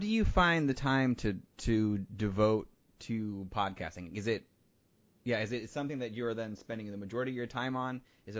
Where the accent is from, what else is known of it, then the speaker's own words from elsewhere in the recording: Midwest, United States; moved away; I've never lived in a place longer than 5 years, other than where I grew up in the Midwest.